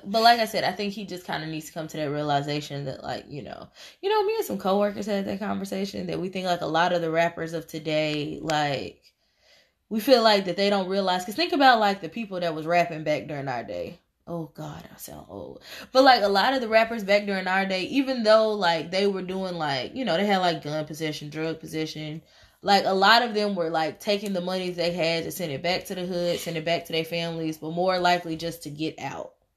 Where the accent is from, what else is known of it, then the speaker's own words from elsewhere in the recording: Tennessee, United States; I'm from Tennessee